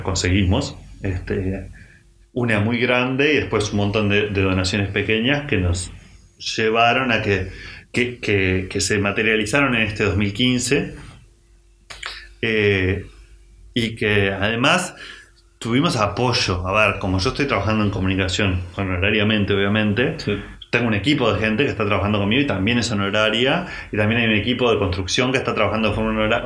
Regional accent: Montevideo, Uruguay; somos unos gurises de Montevideo

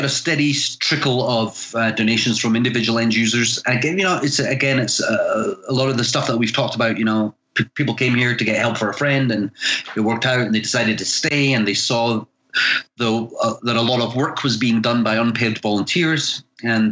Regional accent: Scotland, United Kingdom; moved away as an adult; now in California, United States; I'm originally from Scotland, but I've lived in the US for just coming up on 25 years.

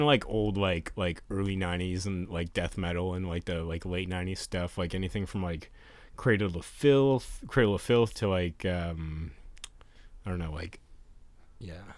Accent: Canada; we're Canadian

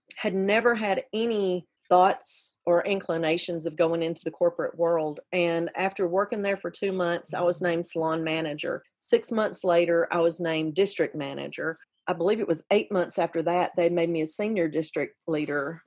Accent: Carbon Hill, Alabama, United States; also born or lived in Graysville; I ended up growing up with my mother and her parents in Carbon Hill.

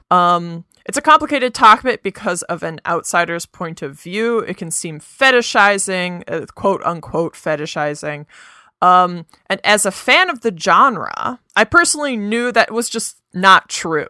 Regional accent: United States; we are both American

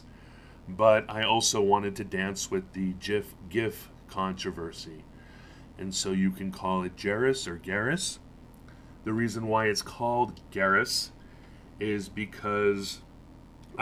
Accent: United States; also born or lived in Norwich, United Kingdom; I grew up being scared of the Soviet Union as an American

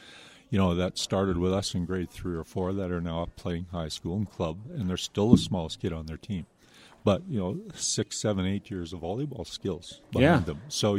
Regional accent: Manitoba, Canada; I'm a Canadian, but I work down there originally from Manitoba.

